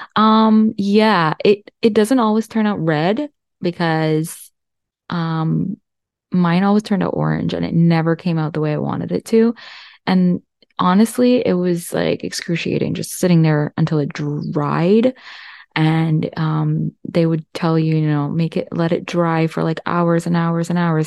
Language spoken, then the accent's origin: English; India; I'm Indian